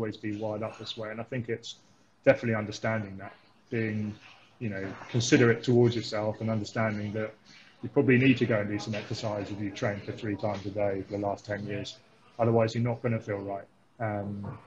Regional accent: Thames Valley, South East England, United Kingdom; moved away as an adult; now in Christchurch, New Zealand; growing up in the Thames Valley

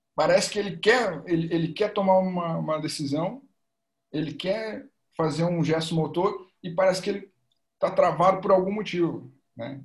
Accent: Porto Alegre, Rio Grande do Sul, Brazil; sou aqui de Porto Alegre, Rio Grande do Sul

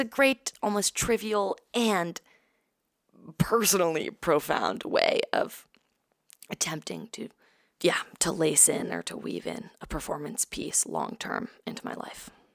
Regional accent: New York City, New York, United States; also born or lived in San Francisco, California; I was born in San Francisco, um, moved to New York, to Brooklyn when I was two with my family, um, and grew up there, lived there ever since

